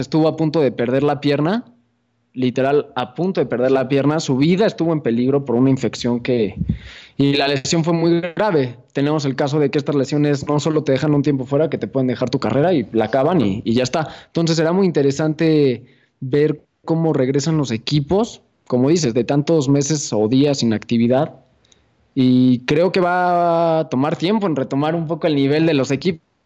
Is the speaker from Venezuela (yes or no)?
no; Mexico; los peores enemigos de los mexicanos somos nosotros